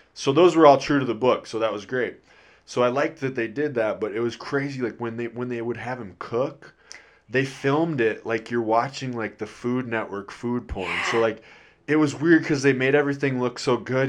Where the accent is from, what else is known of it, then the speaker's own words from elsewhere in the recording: Midwest, United States; I'm from the Midwest